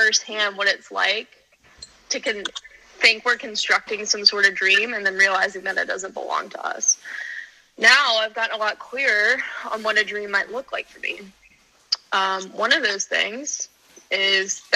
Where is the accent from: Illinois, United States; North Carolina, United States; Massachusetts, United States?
North Carolina, United States; Outer Banks; moved away as an adult; also born or lived in Tallahassee